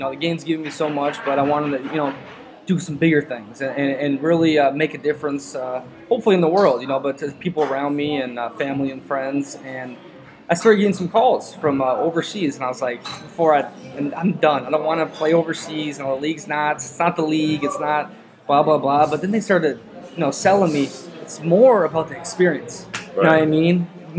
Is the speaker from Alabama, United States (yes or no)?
no; Minnesota, United States; So I grew up in Minnesota, Twin City area.